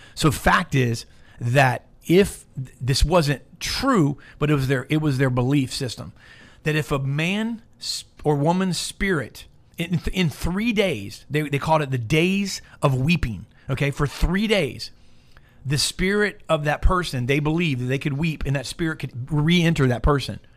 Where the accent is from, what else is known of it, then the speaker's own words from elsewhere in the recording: Tampa, Florida, United States; born and raised in Tampa